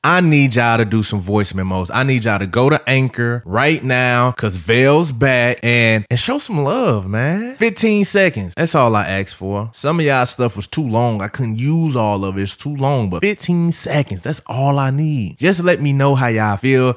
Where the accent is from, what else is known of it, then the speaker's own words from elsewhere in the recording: St. Louis, Missouri, United States; I'm from St. Louis. We known for barbecue, good soul food, all that jazz.